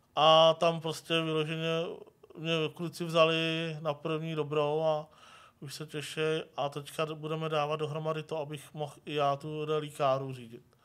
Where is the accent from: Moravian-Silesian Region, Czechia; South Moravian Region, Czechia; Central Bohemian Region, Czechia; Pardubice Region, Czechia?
Central Bohemian Region, Czechia; Mladá Boleslav; jsem se narodil v Mladé Boleslavi